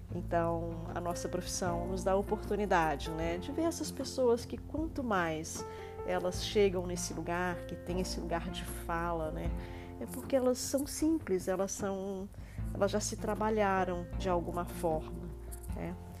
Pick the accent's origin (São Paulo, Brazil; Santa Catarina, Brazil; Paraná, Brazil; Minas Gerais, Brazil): Minas Gerais, Brazil; como boa mineira que sou